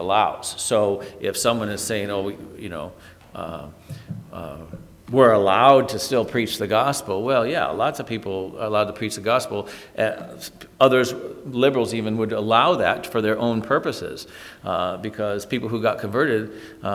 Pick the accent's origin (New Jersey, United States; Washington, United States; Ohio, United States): Ohio, United States; Toledo; growing up in Toledo, Ohio